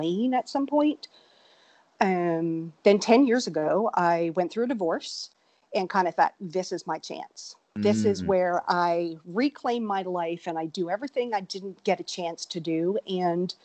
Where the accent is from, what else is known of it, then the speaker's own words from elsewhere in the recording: Newfoundland and Labrador, Canada; moved away as an adult; now in Austin, United States; I actually grew up in Newfoundland, Canada